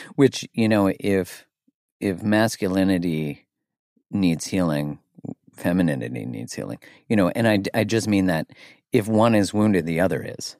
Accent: Canada; I'm Canadian

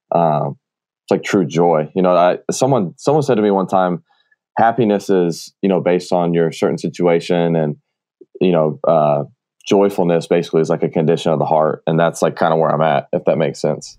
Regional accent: Marietta, Georgia, United States; I grew up in Marietta, Georgia

